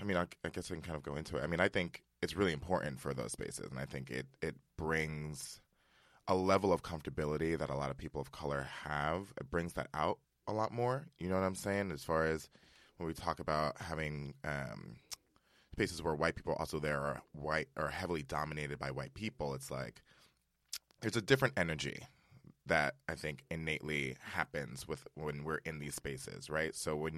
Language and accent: English; Westchester, New York, United States; I am from Westchester, New York